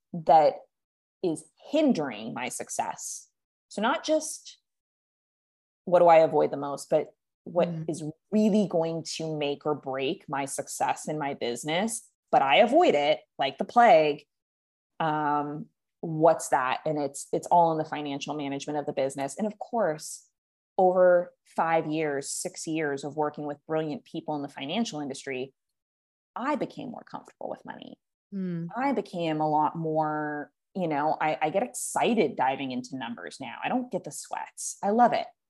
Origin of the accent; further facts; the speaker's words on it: California, United States; moved away as an adult; now in Puerto Vallarta, Mexico; I live in Puerto Vallarta, Mexico. I used I grew up in California. I have spent the last three years in Mexico